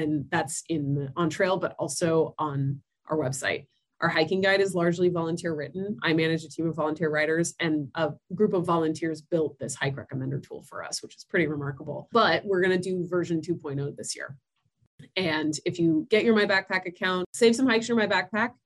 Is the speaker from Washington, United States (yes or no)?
yes; Longview, Washington, United States; I grew up in Longview.